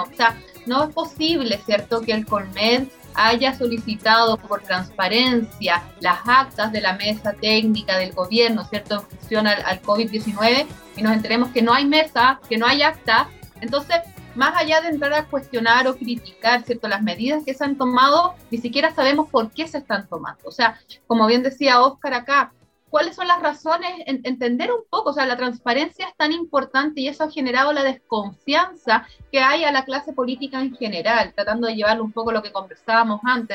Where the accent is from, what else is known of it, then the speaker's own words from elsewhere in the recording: Chile; somos todas las chilenas y chilenos rideldes